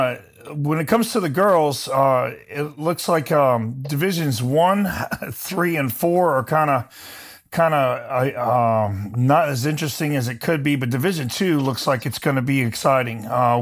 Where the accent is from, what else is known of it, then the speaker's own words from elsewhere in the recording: New Iberia, Louisiana, United States; I'm from New Iberia